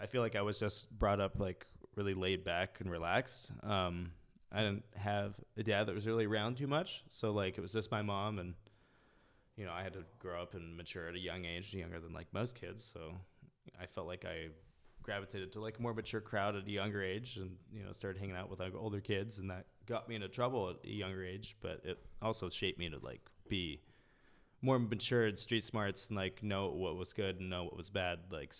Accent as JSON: {"language": "English", "town": "Los Angeles", "region": "California", "country": "United States", "tie": "born or raised there", "said": "growing up in Venice back in the day was cool."}